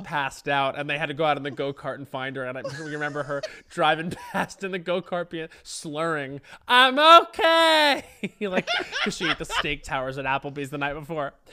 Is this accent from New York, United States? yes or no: yes; Long Island, New York, United States; growing up on Long Island, it was very much alcohol driven